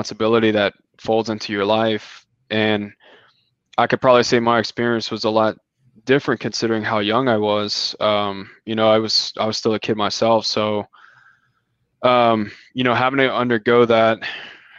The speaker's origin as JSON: {"language": "English", "region": "South Louisiana", "country": "United States", "moved": "as an adult", "lives_now": "Houston, United States", "said": "I'm from South Louisiana"}